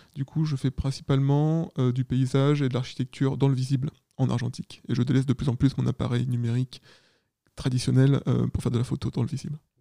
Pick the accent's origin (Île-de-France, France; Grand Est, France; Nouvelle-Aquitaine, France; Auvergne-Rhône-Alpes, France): Île-de-France, France; Paris region; also born or lived in Caen; je viens de région parisienne.